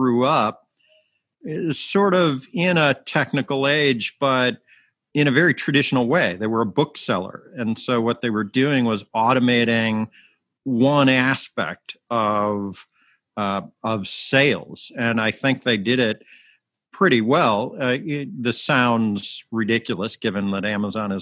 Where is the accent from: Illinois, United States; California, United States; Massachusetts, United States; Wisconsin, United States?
Illinois, United States; Chicago; as a Chicagoan